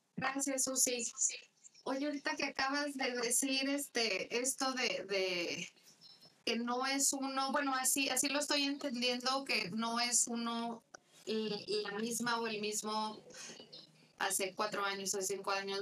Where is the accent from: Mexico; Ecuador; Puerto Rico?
Mexico; yo soy mexicana